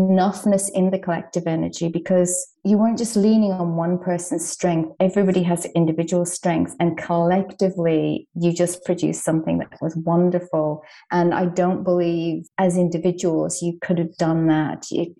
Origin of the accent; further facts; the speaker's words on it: Dublin, Leinster, Ireland; because I guess I was raised in Ireland, in Dublin, the storytelling capital of the world, and stories are just how we communicate there.